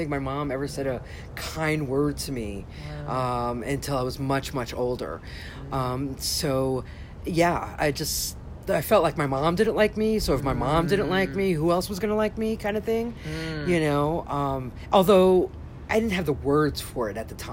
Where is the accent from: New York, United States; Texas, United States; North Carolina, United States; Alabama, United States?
New York, United States; I was born and raised in New York. My parents actually came here from Colombia, South America